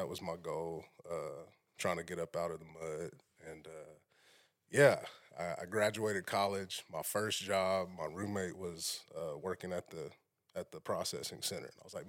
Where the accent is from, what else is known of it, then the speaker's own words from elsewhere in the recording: Shawnee, Oklahoma, United States; So I'm from Shawnee.